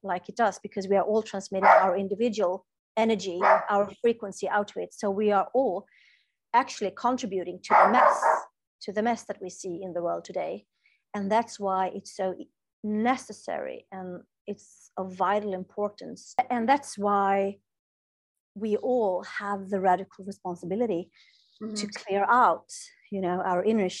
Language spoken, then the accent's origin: English; Sweden; English is a second language; I'm from Sweden